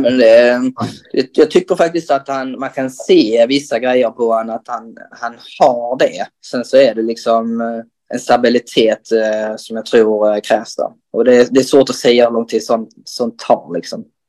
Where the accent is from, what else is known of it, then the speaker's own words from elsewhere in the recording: Röke, Skåne, Sweden; moved away as an adult; now in Helsingborg, Sweden; jag är uppväxt i att spela innebandy i, i, i Röke